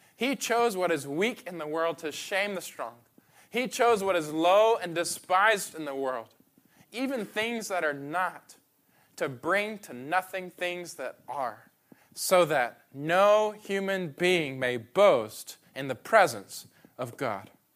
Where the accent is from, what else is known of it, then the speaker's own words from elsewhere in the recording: Atlanta, Georgia, United States; now in Memphis, United States; I'm from Atlanta